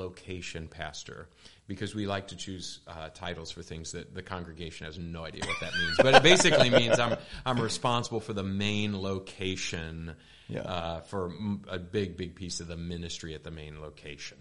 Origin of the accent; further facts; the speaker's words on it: Lansing, Michigan, United States; moved away as an adult; also born or lived in Grand Rapids, Michigan / Kentucky / California / Wisconsin; now in Oklahoma City, United States; I'm a Michigan native. I grew up in Lansing, a great town to be from